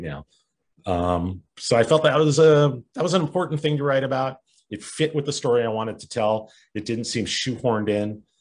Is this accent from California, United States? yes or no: yes; Culver City, California, United States; Culver City, California, which is a suburb outside Los Angeles. Uh, my hometown, it's where I grew up.